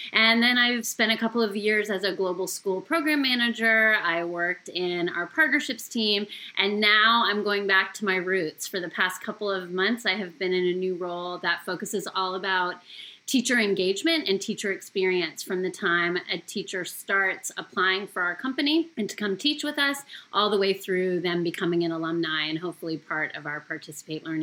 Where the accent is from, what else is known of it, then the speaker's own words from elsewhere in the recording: Canada; moved away as an adult; now in United States; Okay, well … I am actually a former teacher with our program. So I came from Canada originally in 1999